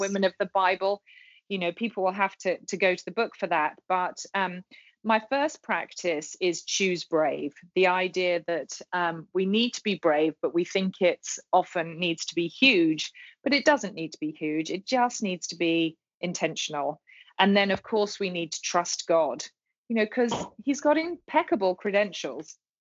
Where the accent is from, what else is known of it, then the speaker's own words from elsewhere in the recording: England, United Kingdom; moved away as an adult; now in Charlotte, United States; I'm a Brit